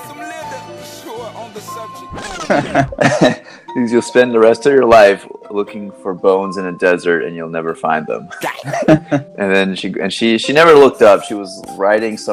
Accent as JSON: {"language": "English", "town": "Sebring", "region": "Florida", "country": "United States", "tie": "born or raised there", "also_born_or_lived": "North Carolina / Miami / Pennsylvania", "moved": "as an adult", "said": "I came from Florida. I grew up in Central Florida, a small town called Sebring"}